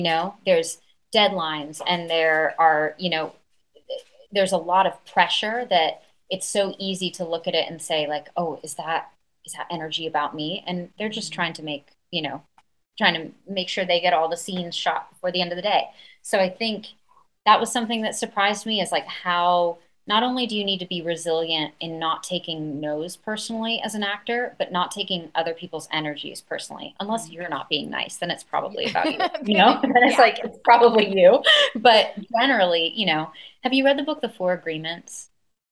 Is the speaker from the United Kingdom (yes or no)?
yes; London, United Kingdom; I think one thing that I loved about growing up in London, I went to a school that people didn't stay for a very long time.